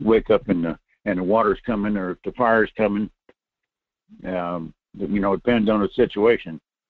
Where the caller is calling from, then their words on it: Fairbanks, Alaska, United States; Good morning, Michael. This is … in North Coast Fairbanks area.